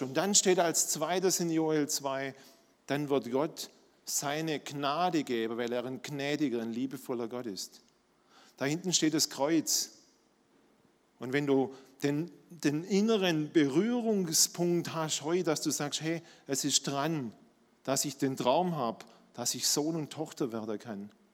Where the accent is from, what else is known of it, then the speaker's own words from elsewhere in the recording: Swabia, Germany; accent: Swabian; Ihr hört, ich bin Schwabe